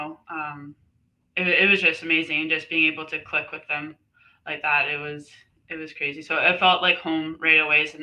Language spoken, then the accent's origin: English; Abbotsford, British Columbia, Canada; moved away as an adult; also born or lived in Alberta, Canada; now in Lynden, United States; I grew up in Abbotsford, BC.